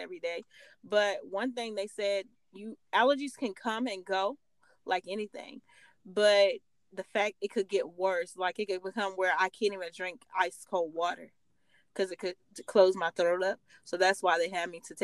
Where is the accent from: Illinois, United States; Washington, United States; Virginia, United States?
Virginia, United States; I live in Virginia. I grew up in Virginia.